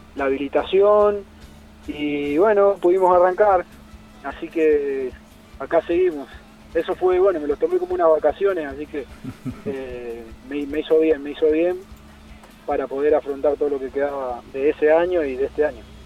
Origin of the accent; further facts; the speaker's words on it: Santa Fe, Argentina; soy de Santa Fe Capital.